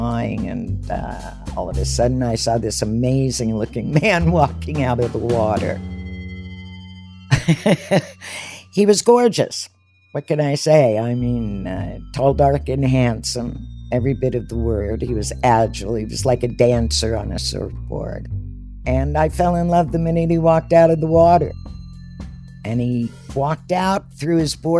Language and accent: English; Los Angeles, California, United States; moved away as an adult; also born or lived in Maui, Hawaii; now in Hawaii, United States; I grew up in Los Angeles, in the Valley, Encino and West Hollywood